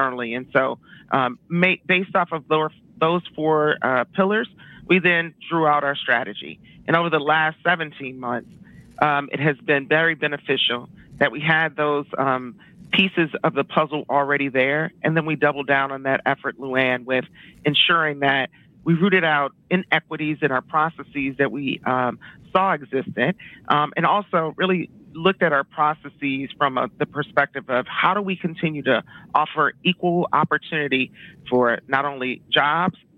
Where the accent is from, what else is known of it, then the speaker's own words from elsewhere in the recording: Detroit, Michigan, United States; I grew up in Detroit on the West Side